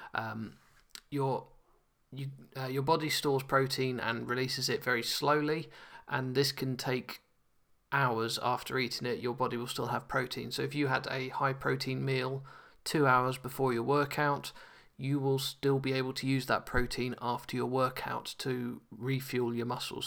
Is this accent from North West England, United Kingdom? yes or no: no; London, United Kingdom; now in Nottingham, United Kingdom; as a Londoner